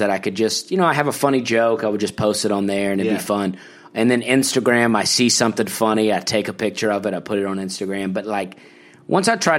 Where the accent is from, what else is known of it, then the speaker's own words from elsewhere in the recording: Opelika, Alabama, United States; also born or lived in Charleston; growing up in Opelika, in Charleston